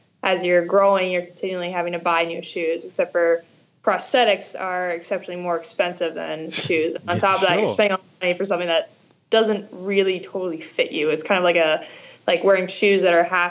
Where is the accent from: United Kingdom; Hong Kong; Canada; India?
Canada; I am Canadian